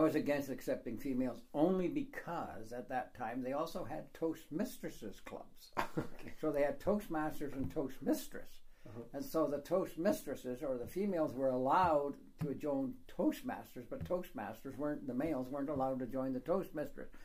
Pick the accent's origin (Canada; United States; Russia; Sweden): Canada; I am from Canada, so I just speak English